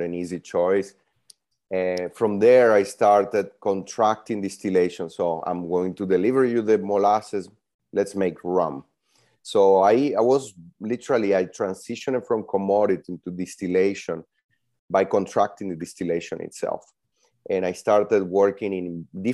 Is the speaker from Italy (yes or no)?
yes; Italy; moved away as an adult; also born or lived in Venezuela / Kelowna, British Columbia; now in San Francisco, United States; I'm Venezuelan born. I grew up in Italy.